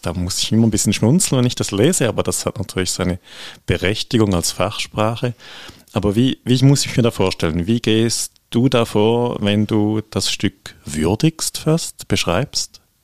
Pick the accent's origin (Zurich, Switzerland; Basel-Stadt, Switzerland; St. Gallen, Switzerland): St. Gallen, Switzerland; als St. Galler